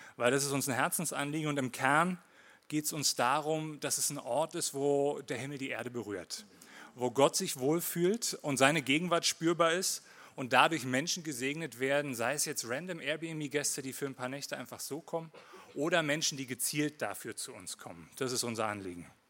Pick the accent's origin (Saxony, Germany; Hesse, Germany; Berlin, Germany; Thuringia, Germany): Berlin, Germany; accent: Hochdeutsch; moved away as an adult; also born or lived in Winterthur, Switzerland / Lake Thun, Switzerland; now in Switzerland; Ich bin in Marzahn aufgewachsen